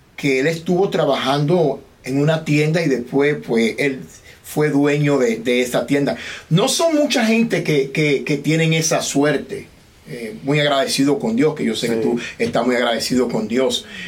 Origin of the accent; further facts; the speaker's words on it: Dominican Republic; now in United States; nosotros los dominicanos